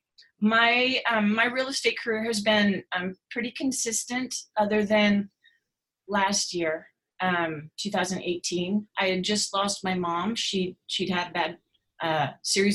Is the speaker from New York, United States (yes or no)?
no; North Pole, Alaska, United States; also born or lived in Idaho; now in Arroyo Grande, United States; I'm originally from North Pole, Alaska, and then moved to Idaho for a little while.